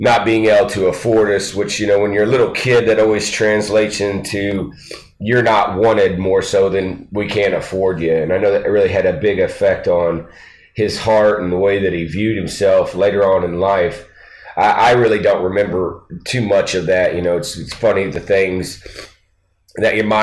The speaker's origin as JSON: {"language": "English", "town": "Poplar Bluff", "region": "Missouri", "country": "United States", "tie": "born or raised there", "also_born_or_lived": "Lawton, Oklahoma", "said": "we moved from Lawton, Oklahoma to Poplar Bluff, Missouri, and really that's where I grew up"}